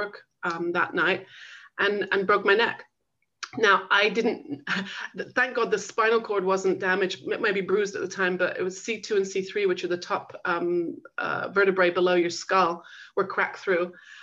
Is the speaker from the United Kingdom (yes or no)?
yes; England, United Kingdom; moved away as an adult; also born or lived in Manchester / London / Los Angeles; I grew up in England